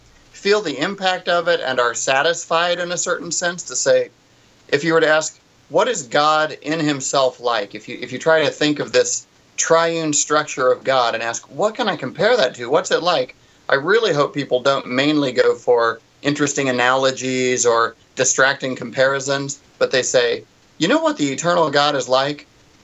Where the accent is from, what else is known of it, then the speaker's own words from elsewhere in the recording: Kentucky, United States; now in California, United States; I grew up in Kentucky.